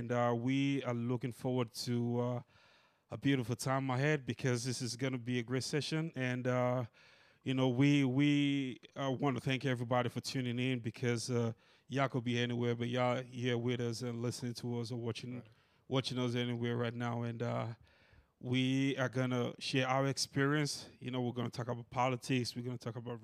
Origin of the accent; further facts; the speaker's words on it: Nigeria; moved away as an adult; now in United States; I'm a Nigerian, and I've been living in America for 4 years now.